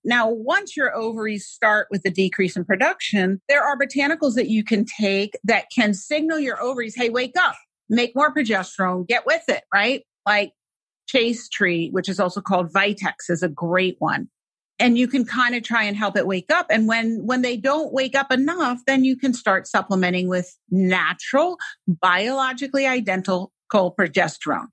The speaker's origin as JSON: {"language": "English", "town": "New York City", "region": "New York", "country": "United States", "tie": "born or raised there", "said": "I grew up in New York City"}